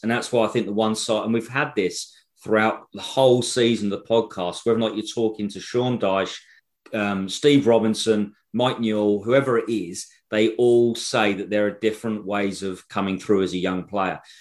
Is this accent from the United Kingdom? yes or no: yes; England, United Kingdom; we're English